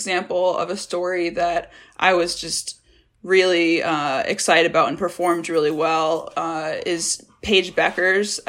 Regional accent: Massachusetts, United States; I grew up in Massachusetts

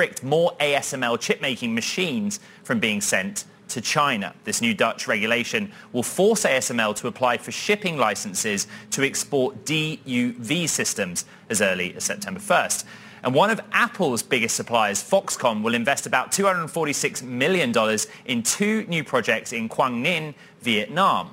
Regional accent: London, United Kingdom; moved away; my old stomping ground, my hometown

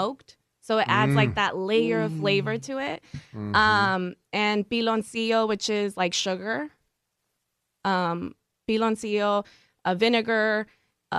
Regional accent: Victorville, California, United States; moved away as an adult; also born or lived in Torrance / San Pedro; now in Los Angeles, United States; So we moved to the desert. I graduated Silverado High School in Victorville

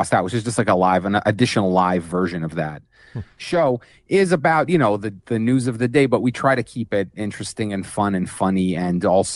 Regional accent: Jerusalem, Jerusalem District, Israel; I grew up in Israel, and not just in Israel, specifically in Jerusalem

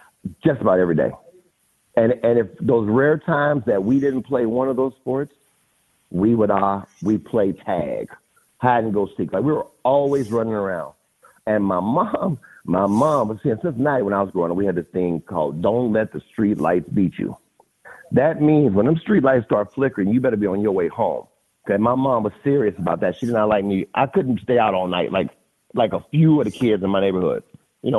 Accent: Cincinnati, Ohio, United States; Okay, so I grew up in Cincinnati, in Avondale, and one of the best neighborhoods to ever grow up in because I grew up on a street with about 20 kids, Boone.

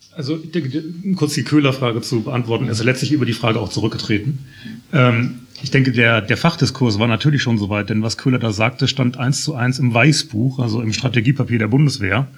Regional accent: Germany; als Deutsche

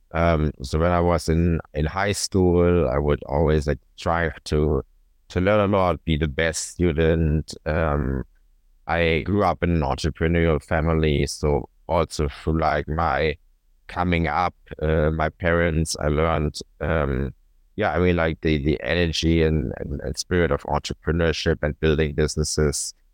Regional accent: Cologne, North Rhine-Westphalia, Germany; my hometown Cologne

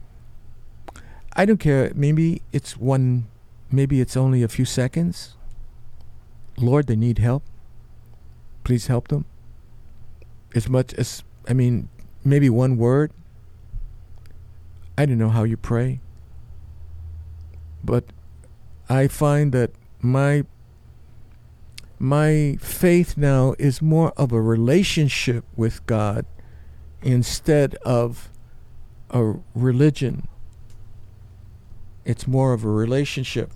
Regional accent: New York City, New York, United States; growing up in New York City

